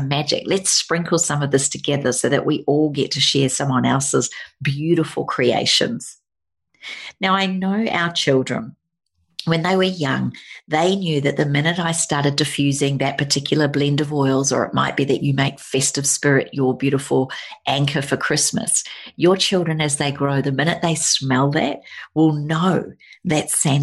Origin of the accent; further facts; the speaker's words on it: New Zealand; moved away; Growing up in New Zealand